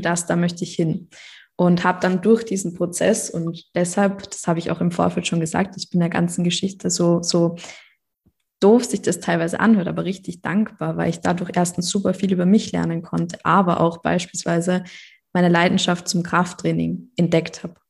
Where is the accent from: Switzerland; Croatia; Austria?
Austria; ich komme aus Österreich